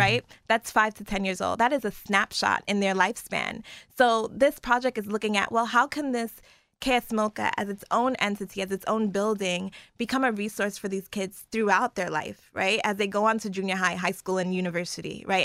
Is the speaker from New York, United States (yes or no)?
yes; New York City, New York, United States; moved away; growing up in Brooklyn